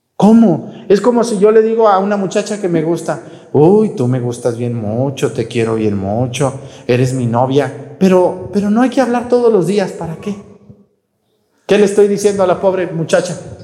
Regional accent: Mexticacán, Jalisco, Mexico; moved away; allá en mi pueblo, en mesticacán fui yo, cuando quiero descansar, pues voy a mi pueblo

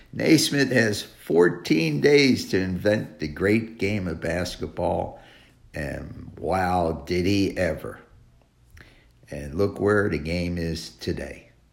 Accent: New York City, New York, United States; New York City, my hometown, My home state.

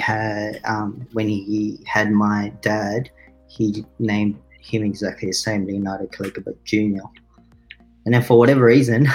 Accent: Australia; also born or lived in Philippines; we had growing up in Australia

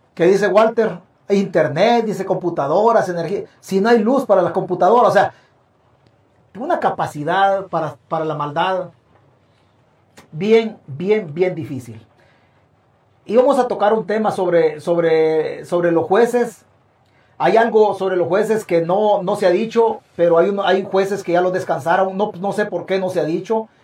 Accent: El Salvador; es mi tierra

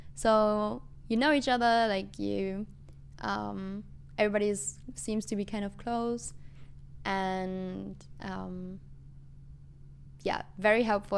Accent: Germany; moved away as an adult; now in United States; I'm from Germany

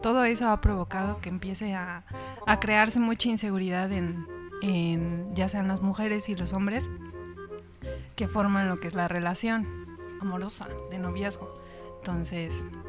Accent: Querétaro, Mexico; also born or lived in Irapuato, Guanajuato; Nací allá, viví aquí en Querétaro, pero tengo costumbres del norte

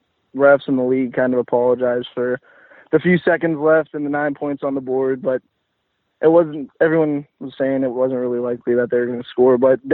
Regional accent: Pennsylvania, United States; I'm from Pennsylvania

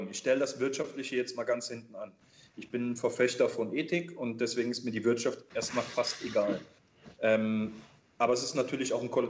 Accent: Rhineland, Germany; Nimm, nimm Karneval im Rheinland, ich bin ja Rheinländer, ähm, ich weiß, wie das Karneval abgeht

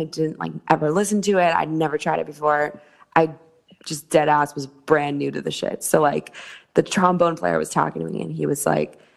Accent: San Francisco, California, United States; moved away as an adult; also born or lived in New Orleans; I was born in San Francisco, actually. That's where my entire family is

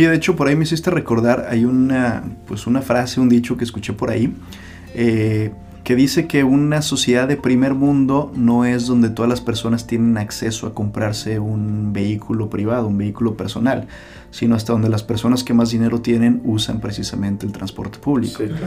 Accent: Guadalajara, Jalisco, Mexico; nací en esta ciudad, pero para mí es una de las ciudades más bellas del mundo y es precisamente la ciudad de Guadalajara

